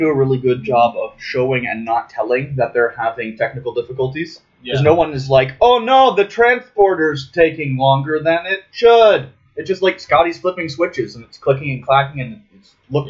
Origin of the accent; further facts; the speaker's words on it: Canada; I'm Canadian